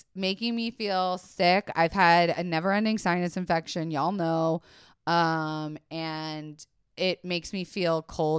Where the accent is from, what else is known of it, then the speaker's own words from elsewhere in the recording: Florida, United States; It's okay, I grew up in Florida.